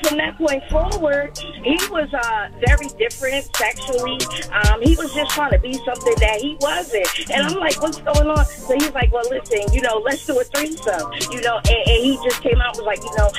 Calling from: Plainfield, New Jersey, United States; I'm calling from Plainfield, New Jersey.

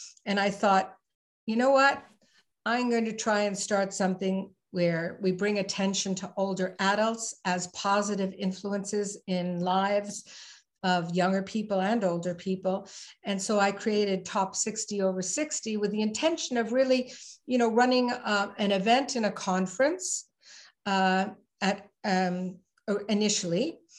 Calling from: Ottawa, Ontario, Canada; So I'm calling in from the capital of Canada, Ottawa. And in terms of site, I live in the country

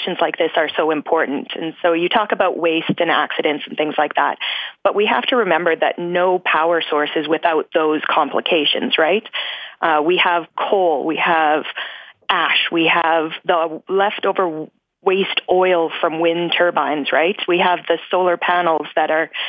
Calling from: Saskatoon, Saskatchewan, Canada; I'm calling from Saskatoon, Saskatchewan.

